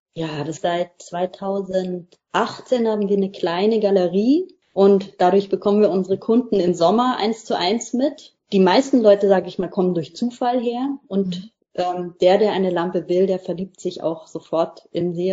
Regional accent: Lower Bavaria, Germany; moved away as an adult; now in Mecklenburg-Vorpommern, Germany; wir kommen auch beide aus Niederbayern, sind beide auf dem Land groß geworden.

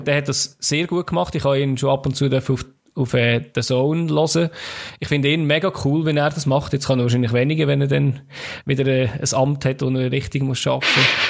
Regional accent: Switzerland; als Schweizer

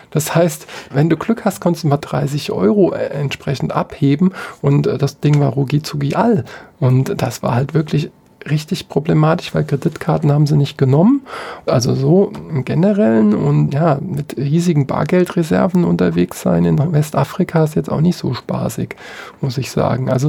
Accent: Mainz, Rhineland-Palatinate, Germany; Mainz ist einfach meine Heimat. Ich kenne sehr viele Leute seit dem Sandkasten

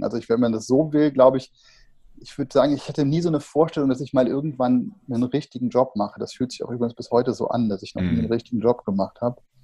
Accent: Bergisches Land, 30 km outside Cologne, North Rhine-Westphalia, Germany; 30 Kilometer außerhalb von Köln, sind wir groß geworden im Bergischen Land

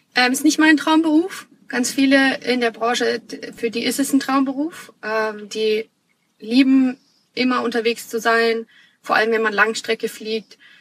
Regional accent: Munich, Bavaria, Germany; also born or lived in Australia; Ich komme gebürtig aus München, bin ein Münchner Kindel

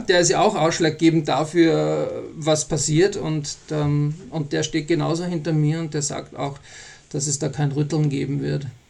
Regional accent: Austria; now in Bavaria, Germany; ich bin ja Österreicher auch und wohne ja in Bayern

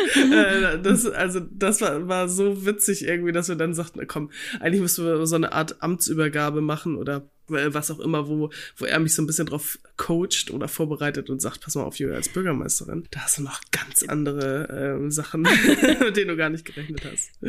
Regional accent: Kellinghusen, Schleswig-Holstein, Germany; moved away as an adult; also born or lived in Kiel; now in North Frisia, Germany; Ich bin ja ländlich aufgewachsen in Kellinghusen im Kreis Steinburg

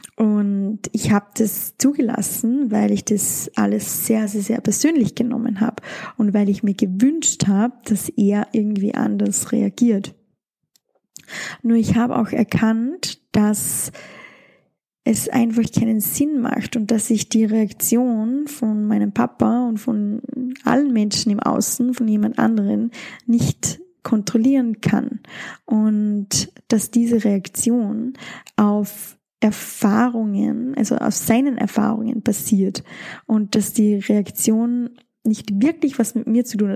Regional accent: Austria; bei uns in Österreich

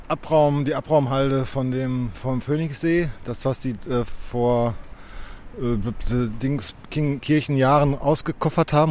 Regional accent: Dortmund, North Rhine-Westphalia, Germany; meiner Heimatstadt Dortmund

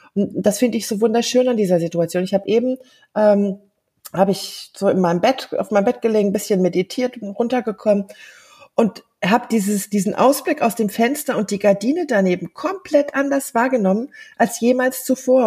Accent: Germany; first language German; moved away; in Deutschland, in meiner Heimat

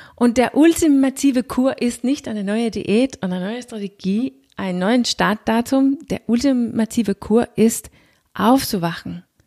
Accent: Denmark; accent: Danish; German is a second language; Wie du hörst, bin ich nicht gebürtige Deutsche, ich bin Dänin

